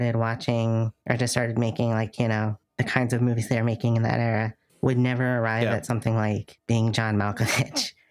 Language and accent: English; United States; as an American